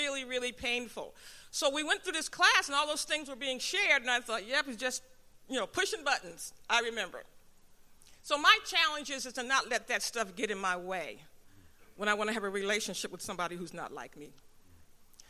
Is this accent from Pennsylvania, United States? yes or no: yes; Philadelphia, Pennsylvania, United States; I'm from the North. I'm from Philadelphia